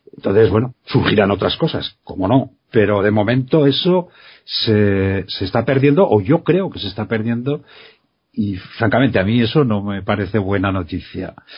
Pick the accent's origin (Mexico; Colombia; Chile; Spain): Spain; Quinto, Aragon; Yo en mi pueblo, eh, ya sabéis que soy de Quinto